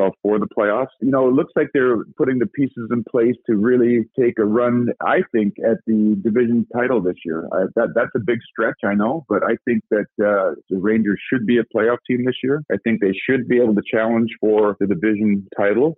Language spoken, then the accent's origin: English; Edmonton, Alberta, Canada; as a kid growing up in Edmonton